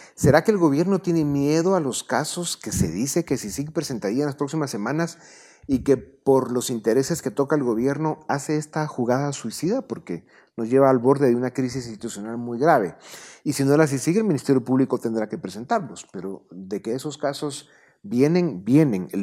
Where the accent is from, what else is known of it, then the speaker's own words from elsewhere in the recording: Guatemala; Somos guatemaltecos